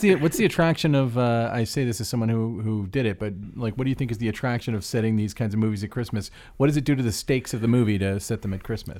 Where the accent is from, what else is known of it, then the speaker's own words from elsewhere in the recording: Orlando, Florida, United States; I was, I was raised Jewish in Orlando, Florida, which was not a super Jewish area